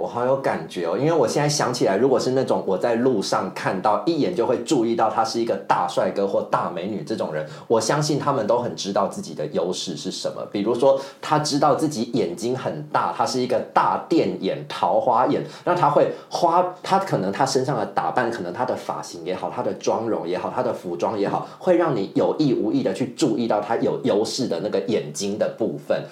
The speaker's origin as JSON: {"language": "Chinese", "region": "central and southern Taiwan", "country": "Taiwan", "tie": "born or raised there", "moved": "yes", "lives_now": "Taipei, Taiwan", "said": "我就是中南部的小孩"}